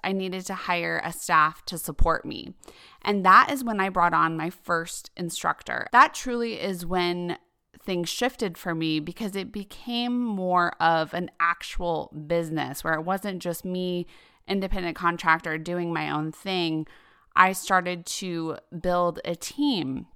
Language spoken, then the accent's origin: English; Denver, Colorado, United States; moved away as an adult; also born or lived in New York City; I grew up in Denver, Colorado